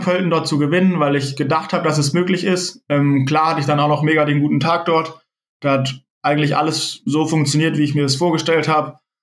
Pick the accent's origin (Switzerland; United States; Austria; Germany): Germany; near Tübingen, Baden-Württemberg; also born or lived in Freiburg; ich bin in der Nähe von Tübingen geboren, bin da auch bis, bis ich 18 war, habe ich dort gelebt